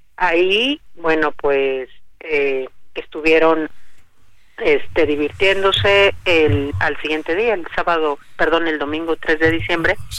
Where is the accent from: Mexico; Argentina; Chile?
Mexico; yo le pido como mexicana